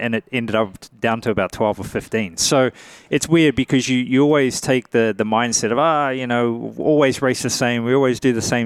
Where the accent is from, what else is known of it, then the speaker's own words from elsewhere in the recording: New Zealand; moved away; I'm a guy from New Zealand, man, very far away from here, small country of 4 or 5 million people